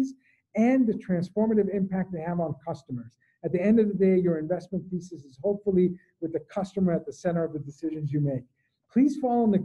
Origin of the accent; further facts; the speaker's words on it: Boston, Massachusetts, United States; I'm from Boston